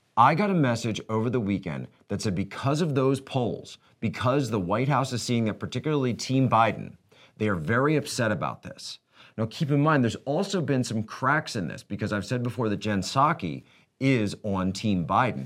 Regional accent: United States; we as American citizens

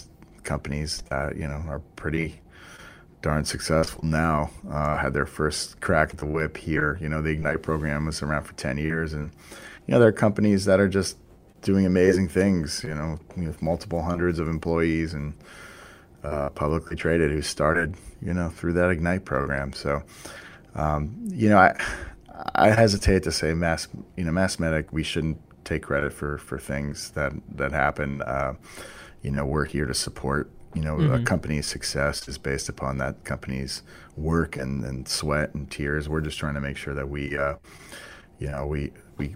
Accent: Boston, Massachusetts, United States; I grew up in the Boston area, so it's fun for me as a local guy

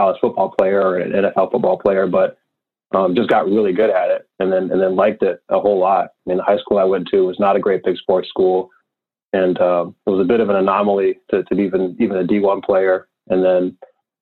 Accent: Prince George's County, Maryland, United States; also born or lived in Washington, D.C.; I grew up in Prince George's County, Maryland, and then went to school in D.C.

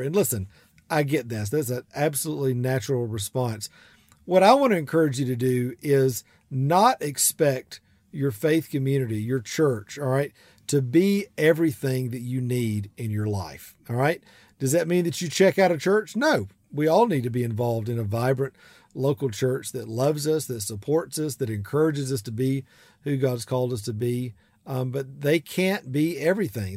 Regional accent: South Georgia, United States; accent: big southern accent; I'm from South Georgia

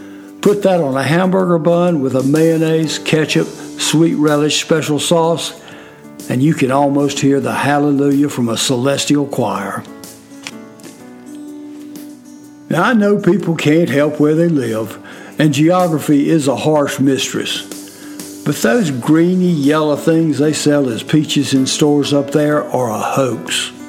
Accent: the South, South Carolina, United States; we're from the South

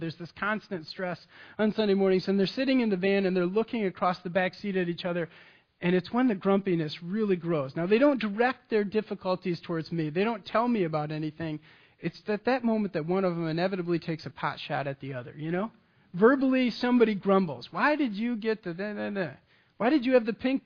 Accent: Michigan, United States; I'm from Michigan. I grew up on Lake Michigan.

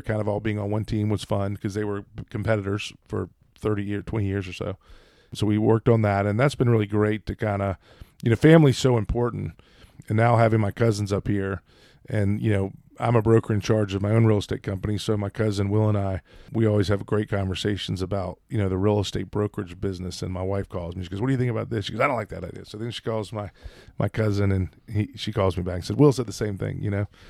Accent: Brevard, North Carolina, United States; also born or lived in Lake Toxaway, North Carolina; We grew up in Brevard in the wintertime because Toxaway shut down when I was a kid. So went to Brevard Elementary and we lived up there

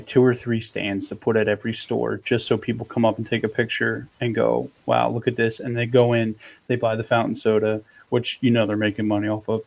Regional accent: Delaware County, Pennsylvania, United States; Where we grew up in Delaware County, Pennsylvania, is actually the birthplace of Wawa

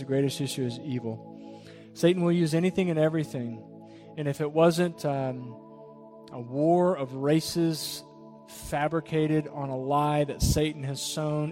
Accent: Jacksonville, Florida, United States; we come from Jacksonville. The area I come from is extremely diverse. I played on a football team

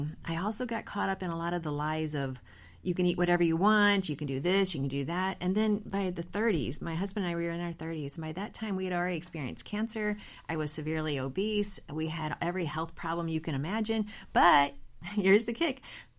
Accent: St. Louis, Missouri, United States; moved away as an adult; now in Richmond, United States; we moved from St. Louis, which is where we're from

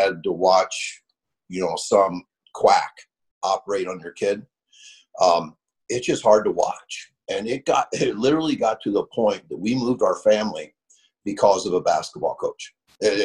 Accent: Oswego, Illinois, United States; born or raised there; moved away as an adult; also born or lived in Franklin, Tennessee

